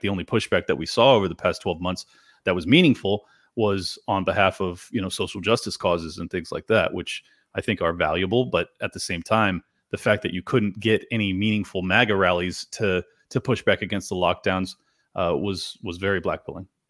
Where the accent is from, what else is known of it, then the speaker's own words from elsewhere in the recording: California, United States; this is my hometown where I was born and raised.